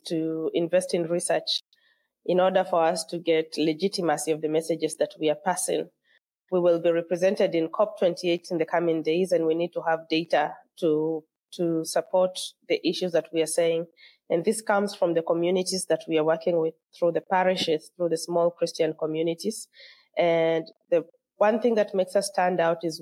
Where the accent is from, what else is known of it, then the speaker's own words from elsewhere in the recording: Kenya; moved away as an adult; now in Lomé, Togo; So I am Kenyan and I'm living in Togo